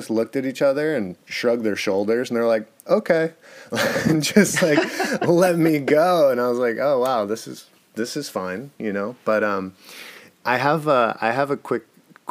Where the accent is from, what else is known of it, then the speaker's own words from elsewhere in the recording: United States; also born or lived in California; being super American